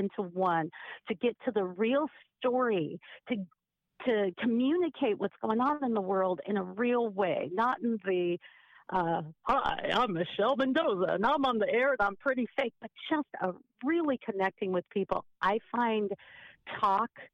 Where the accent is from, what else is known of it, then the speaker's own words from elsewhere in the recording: Seattle, Washington, United States; moved away; also born or lived in New Orleans, Louisiana / Hawaii; I was born in New Orleans, Louisiana. I grew up in Seattle, Washington, and lived on the big island of Hawaii.